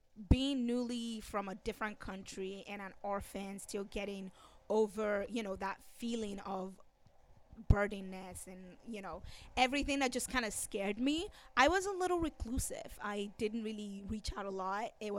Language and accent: English; Nigeria; now in Long Beach, United States; Well, I am currently a student at Cal State Long Beach. I came from Nigeria and I'm an orphan.